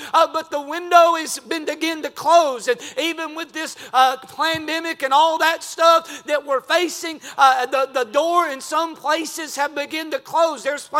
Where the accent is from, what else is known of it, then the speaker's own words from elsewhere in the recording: United States; I'm a red-blooded American.